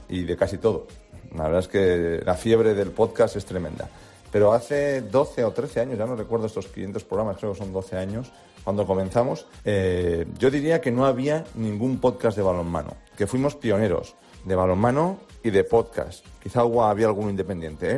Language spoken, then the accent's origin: Spanish; Basque Country, Spain; Sorionac, como decimos por mi tierra